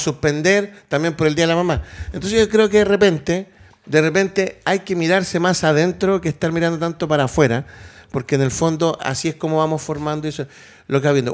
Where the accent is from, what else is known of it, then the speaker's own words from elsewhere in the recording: Chile; como chilenos